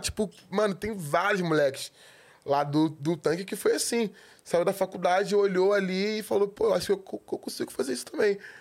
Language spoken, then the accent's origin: Portuguese; Rio de Janeiro, Brazil; eu nasci no centro do Rio